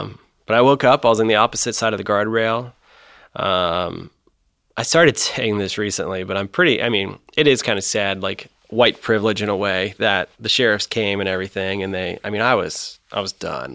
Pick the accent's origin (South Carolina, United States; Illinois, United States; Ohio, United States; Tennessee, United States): Ohio, United States; Mason; I grew up in Mason, actually. Uh, so, you know, five minutes from Kings Island, my whole upbringing